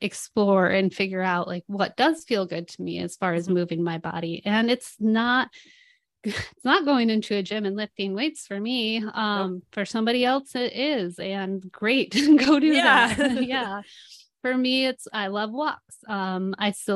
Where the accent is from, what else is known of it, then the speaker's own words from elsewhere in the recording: Midwest, United States; I'm Dutch. I come from the Midwest